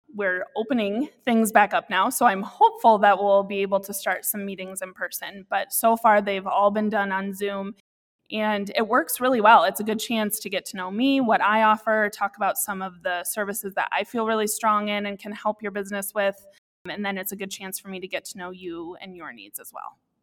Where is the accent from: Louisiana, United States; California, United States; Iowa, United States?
Iowa, United States; Iowa City; also born or lived in Cascade, Iowa / Dubuque, Iowa; I grew up in Iowa City, and I was constantly around kids